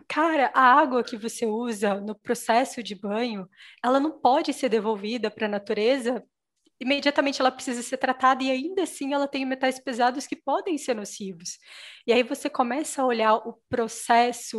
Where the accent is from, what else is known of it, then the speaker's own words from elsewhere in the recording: Minas Gerais, Brazil; eu sou mineira, né? Sou de Minas Gerais